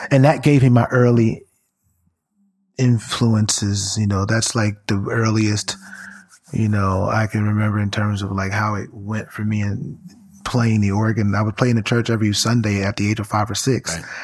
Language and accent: English; Brooklyn, New York, United States; was the uh, lead director and musician at the uh, church that I grew up in in Brooklyn, Bed-Stuy.